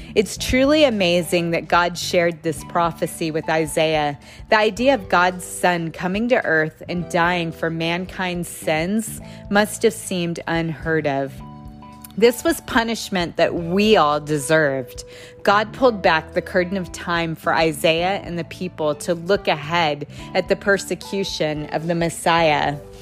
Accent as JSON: {"language": "English", "country": "United States", "said": "As an American"}